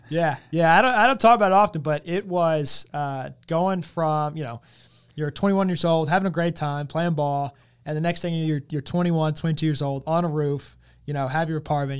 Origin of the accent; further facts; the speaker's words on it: South Hill, Virginia, United States; moved away as an adult; also born or lived in Ferrum, Virginia; now in Richmond, United States; growing up in South Hill and going to Ferrum